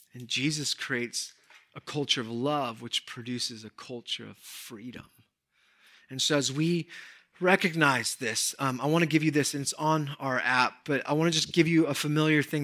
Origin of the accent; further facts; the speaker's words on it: Southern California, United States; I grew up in Southern California.